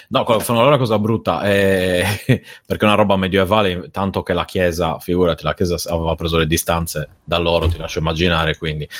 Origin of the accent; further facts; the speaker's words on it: Sardinia, Italy; vengo dalla Sardegna